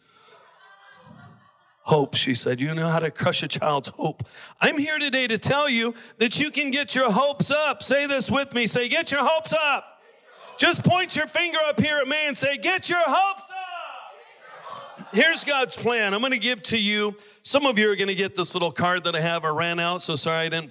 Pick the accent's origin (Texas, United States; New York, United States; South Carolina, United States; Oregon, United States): Oregon, United States; also born or lived in Maui; now in Honolulu, United States; I'm from Oregon.